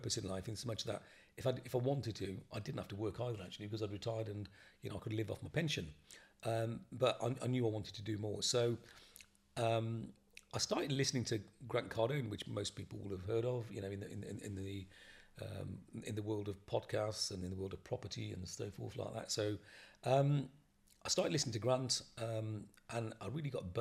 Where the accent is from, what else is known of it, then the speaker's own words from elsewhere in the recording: Bristol, South West England, United Kingdom; I'm from Bristol.